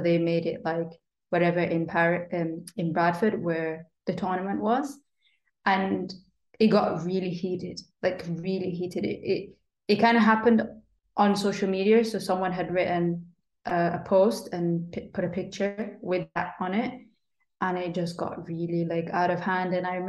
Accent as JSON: {"language": "English", "country": "Sudan", "also_born_or_lived": "United Kingdom", "said": "I think that boy was from Nigeria and I was from Sudan, so we were both like African from Africa, you know. And that had grown up in Britain."}